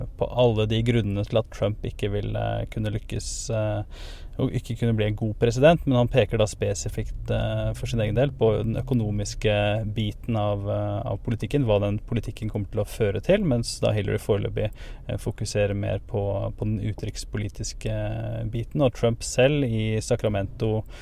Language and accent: Norwegian; Norway; moved away; når jeg var hjemme i Norge noen, noen uker